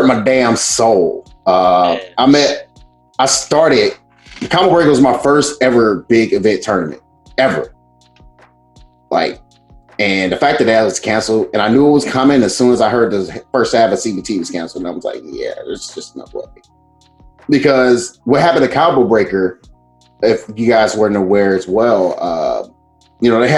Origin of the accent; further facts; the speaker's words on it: St. Louis, Missouri, United States; now in Chicago, United States; I currently live in Chicago, even though I am from St. Louis